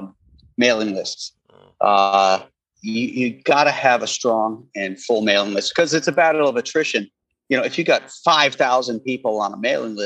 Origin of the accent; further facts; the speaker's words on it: Space Coast, Florida, United States; moved away; I grew up down there on the Space Coast.